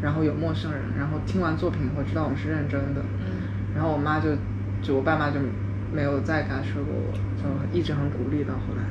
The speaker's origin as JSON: {"language": "Chinese", "region": "Shanghai", "country": "China", "tie": "born or raised there", "also_born_or_lived": "born abroad / Changping, Beijing", "said": "后来因为我爸工作调上海，我得转学去上海嘛"}